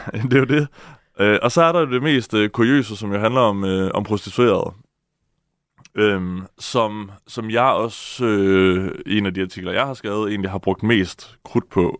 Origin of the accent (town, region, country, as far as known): Denmark